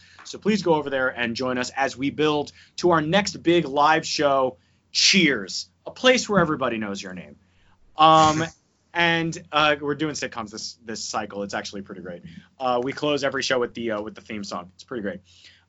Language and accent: English; Georgia, United States; AJ Styles comes out and just fucking wah, because I'm from Georgia.